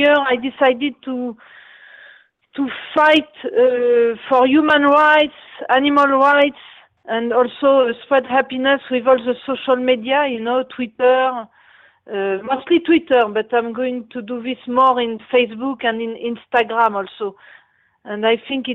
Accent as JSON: {"language": "English", "town": "Paris", "region": "Île-de-France", "country": "France", "said": "I'm from Paris, France"}